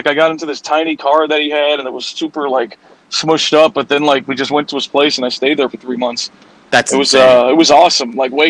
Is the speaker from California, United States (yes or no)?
no; Chicago, Illinois, United States; also born or lived in Mexico; I'm from Chicago, so it wasn't the greatest weather up here.